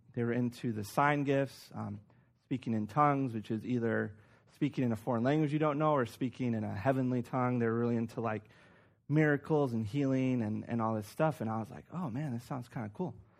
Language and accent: English; Chicago, Illinois, United States; I'm from Chicago.